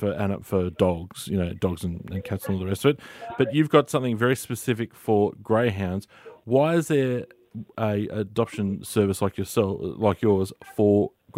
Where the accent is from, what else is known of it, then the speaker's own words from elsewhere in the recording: Australia; Yeah, it certainly is, and a good day to reflect on being an Aussie.